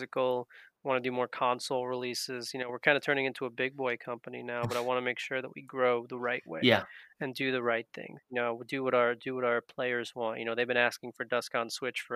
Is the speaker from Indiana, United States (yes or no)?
no; Long Island, New York, United States; we're both Jews from Long Island, New York.